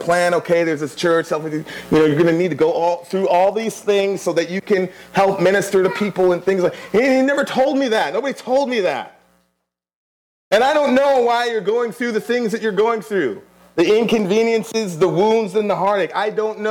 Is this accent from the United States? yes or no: no; Kingston, Surrey, Jamaica; moved away; I was born in Kingston, Jamaica.